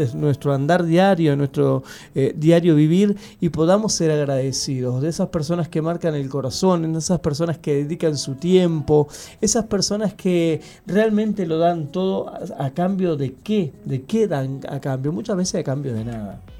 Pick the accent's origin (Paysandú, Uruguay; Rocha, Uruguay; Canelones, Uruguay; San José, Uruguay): Canelones, Uruguay; Santa Lucía; now in Montevideo, Uruguay; nosotros vivíamos en Santa Lucía